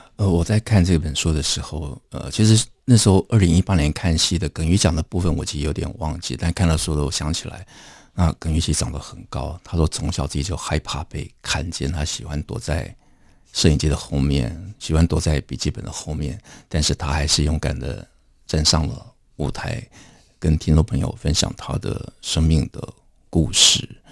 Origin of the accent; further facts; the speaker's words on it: Taipei, Taiwan; 其实我小时候住在剑潭